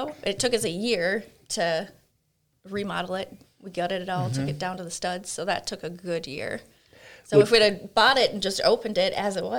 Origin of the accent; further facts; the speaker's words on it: Leeds, Yorkshire and the Humber, United Kingdom; now in United States; I grew up in England.